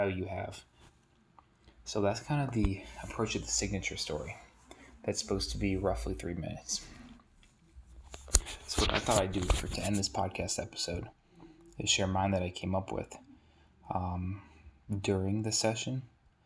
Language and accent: English; New Hampshire, United States; I was born in New Hampshire in a great community full of natural beauty, where family was all around